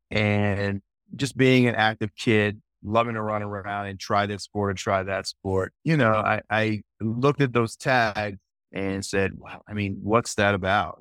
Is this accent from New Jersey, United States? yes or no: yes; New Jersey, United States; also born or lived in Manhattan, New York / Queens, New York; I was born in Manhattan, New York, and lived in Queens until I was getting ready to start kindergarten, and then we moved to New Jersey, basically to a New York suburb in, in New Jersey